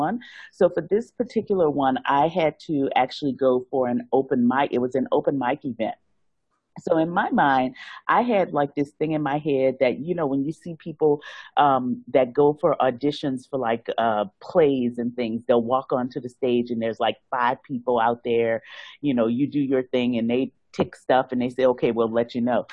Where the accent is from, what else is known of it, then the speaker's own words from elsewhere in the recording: New Orleans, Louisiana, United States; moved away as an adult; now in Hong Kong; I'm originally from New Orleans